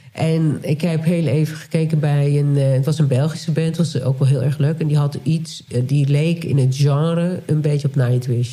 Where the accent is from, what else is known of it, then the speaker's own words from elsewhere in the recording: Nijkerk, Gelderland, Netherlands; moved away; wij zijn beide opgegroeid in Nijkerk